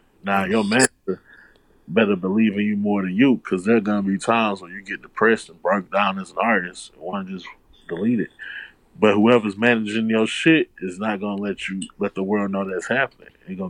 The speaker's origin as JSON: {"language": "English", "town": "Houston", "region": "Texas", "country": "United States", "said": "I'm from Houston."}